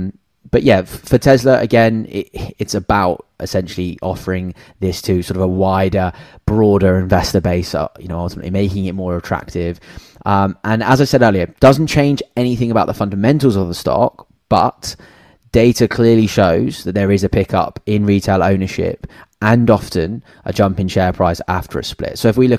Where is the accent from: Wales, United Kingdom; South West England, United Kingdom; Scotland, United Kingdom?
South West England, United Kingdom; Cornwall; moved away; also born or lived in Sydney, Australia; so I'm from Cornwall, the Cornish boy at heart.